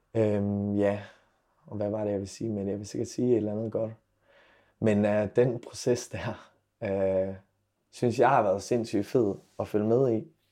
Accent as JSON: {"language": "Danish", "town": "Silkeborg", "region": "Central Denmark Region", "country": "Denmark", "tie": "born or raised there", "moved": "yes", "lives_now": "Aarhus, Denmark", "said": "min hjemby Silkeborg"}